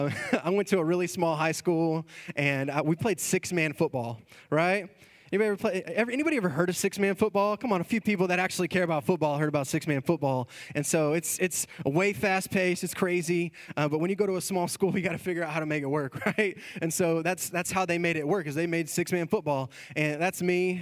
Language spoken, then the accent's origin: English; Texas, United States; we are from Texas